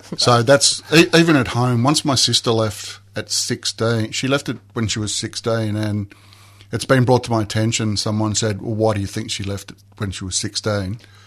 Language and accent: English; Mount Waverley, Victoria, Australia; I grew up in Mount Waverley